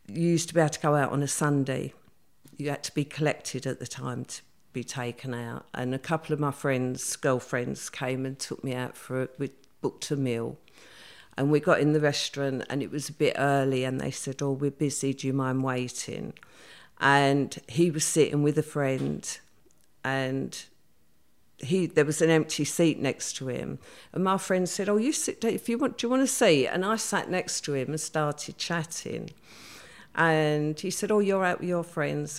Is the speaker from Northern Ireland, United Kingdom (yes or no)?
no; London, United Kingdom; I grew up in the East End. I actually grew up in Stepney